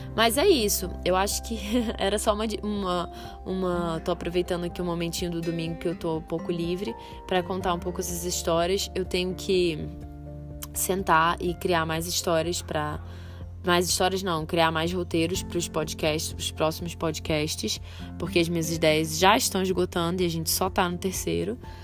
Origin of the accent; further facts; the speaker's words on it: Rio de Janeiro, Brazil; moved away as an adult; now in Brasília, Brazil; quando eu vim morar aqui eu era muito mais carioca